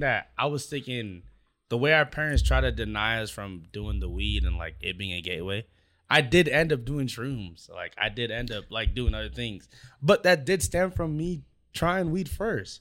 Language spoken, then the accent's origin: English; Anaheim, California, United States; I'm from Anaheim.